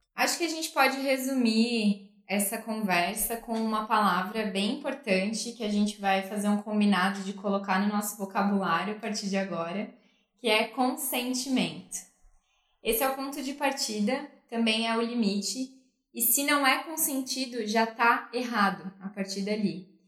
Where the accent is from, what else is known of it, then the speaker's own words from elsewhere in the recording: interior of Santa Catarina, Brazil; Eu que venho do interior de Santa Catarina